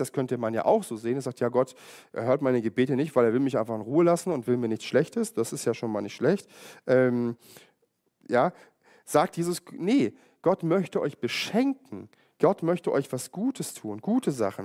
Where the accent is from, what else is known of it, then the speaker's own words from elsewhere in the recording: Germany; jetzt bin ich auch in der DDR aufgewachsen